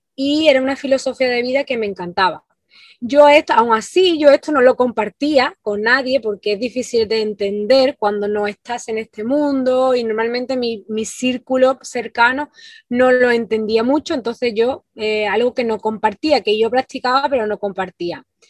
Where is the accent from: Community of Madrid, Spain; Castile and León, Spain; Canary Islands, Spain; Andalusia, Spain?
Andalusia, Spain; moved away as an adult; now in Ibiza, Spain; soy del sur de España, de, Andalucía, de, una ciudad pequeñita